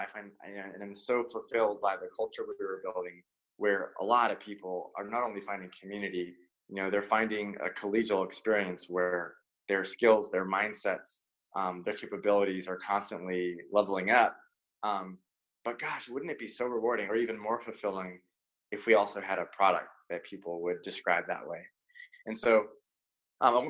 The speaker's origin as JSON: {"language": "English", "area": "Silicon Valley", "region": "California", "country": "United States", "tie": "born or raised there", "said": "born and raised in Silicon Valley"}